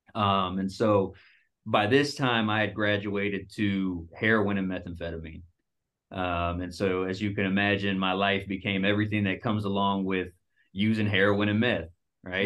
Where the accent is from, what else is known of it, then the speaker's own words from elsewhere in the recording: Dallas, Texas, United States; moved away as an adult; also born or lived in Seattle; I moved from Dallas, where I'm from